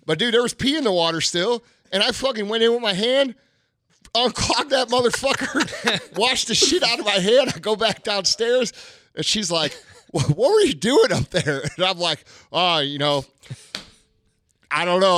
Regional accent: St. Louis, Missouri, United States; I'm this motherfucker from Saint Louis

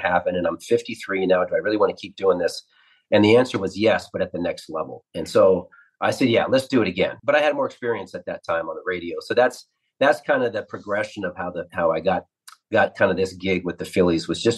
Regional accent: the Northwest, Pacific Northwest, United States; I grew up in the Northwest

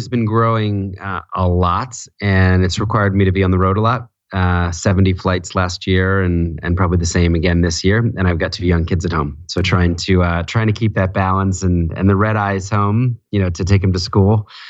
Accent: Philadelphia, United States; now in New York City, United States; Philadelphia, New Jersey.

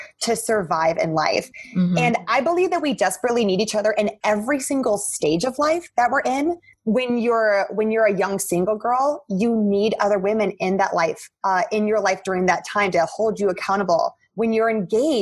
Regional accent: South Dakota, United States; also born or lived in Atlanta / New York City; I grew up in South Dakota

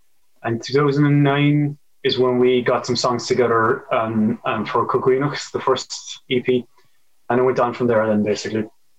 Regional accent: Bandon, Munster, Ireland; we're from Bandon

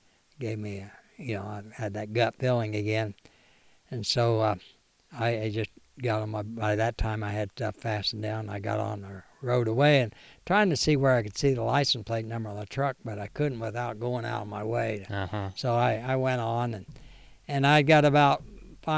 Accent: Missouri, United States; I'm from Missouri.

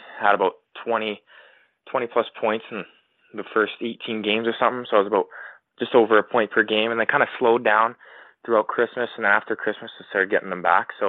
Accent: Mission, British Columbia, Canada; I grew up in, you know, a small town in Mission, British Columbia, about 45 minutes away from Chilliwack

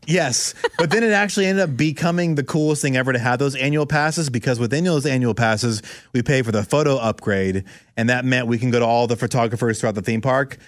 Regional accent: Orlando, Florida, United States; I grew up in Orlando, Florida

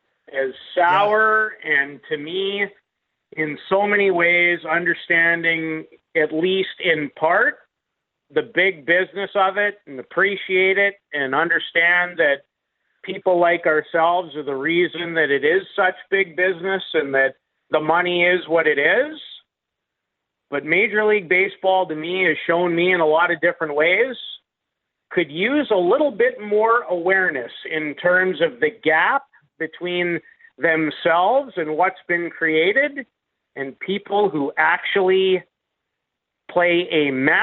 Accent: Canada; going to be even a little more excited about thinking about being Canadian this year, tomorrow, than I usually am.

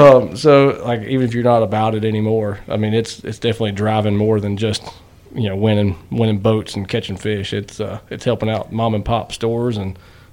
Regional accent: North Carolina, United States; now in Winston-Salem, United States; living in Winston, so I'm from Yadkin County. So I mean, just right across the river from you guys.

